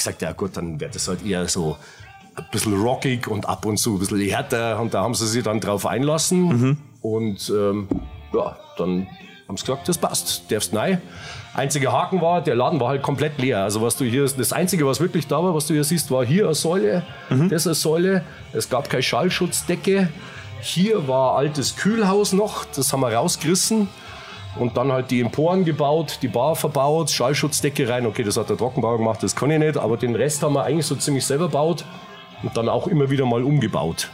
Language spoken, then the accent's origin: German; Munich, Bavaria, Germany; accent: Bavarian; also born or lived in Giesing; mitten in der Innenstadt. Rechts der Isar, aufgewachsen, äh, Höhe Viktualienmarkt.